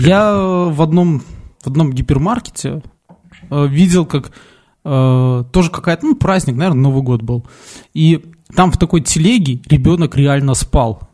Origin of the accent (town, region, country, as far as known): Belarus